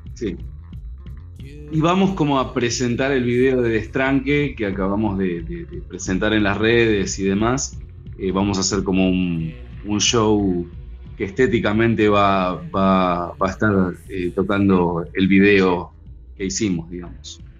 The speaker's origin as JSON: {"language": "Spanish", "town": "Ituzaingó", "region": "Buenos Aires Province", "country": "Argentina", "tie": "born or raised there", "said": "yo me crié en Ituzaingó"}